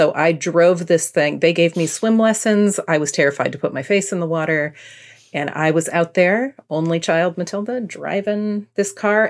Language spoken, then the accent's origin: English; California, United States; I grew up in California